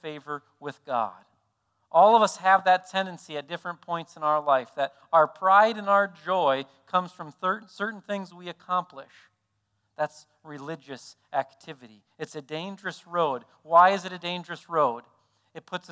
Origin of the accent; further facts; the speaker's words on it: South Dakota, United States; we're from South Dakota